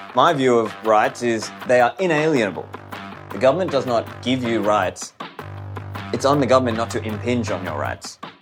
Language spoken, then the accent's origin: English; Australia; born or raised there; also born or lived in Sri Lanka